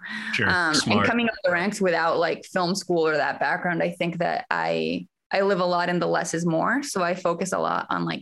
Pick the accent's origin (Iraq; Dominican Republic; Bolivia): Bolivia; moved away as an adult; also born or lived in Austin, United States; I am originally from Bolivia, and I moved to Austin first to study theater.